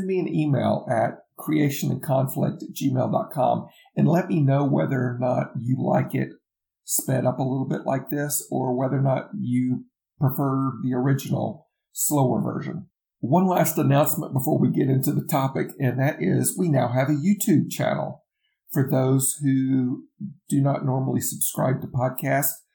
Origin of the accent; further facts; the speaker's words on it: the South, United States; accent: southern; I'm from the South. I'm in the Bible Belt. I'm outside of the Atlanta area